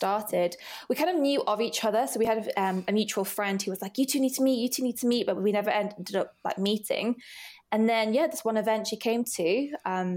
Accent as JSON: {"language": "English", "town": "Rochdale", "region": "North West England", "country": "United Kingdom", "tie": "born or raised there", "also_born_or_lived": "Oldham", "moved": "as an adult", "lives_now": "London, United Kingdom", "said": "I was born in Oldham, but yeah, I grew up in Rochdale"}